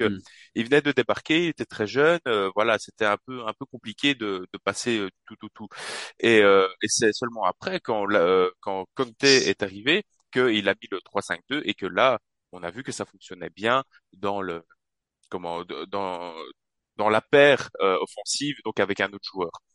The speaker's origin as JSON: {"language": "French", "town": "Charleroi", "region": "Wallonia", "country": "Belgium", "said": "je suis de Charleroi en Belgique"}